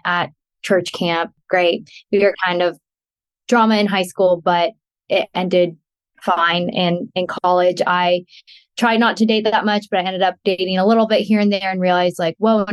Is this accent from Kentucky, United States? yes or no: no; San Diego, California, United States; moved away as an adult; also born or lived in Fort Worth, Texas; now in Dallas, United States; I was born and raised in San Diego.